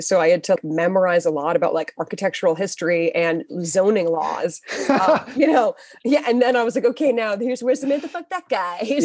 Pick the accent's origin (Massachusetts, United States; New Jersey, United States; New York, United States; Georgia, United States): Massachusetts, United States; Weston; I grew up in Weston. You know, uh, like near Wellesley, Waltham. I grew up on the Waltham side of Weston.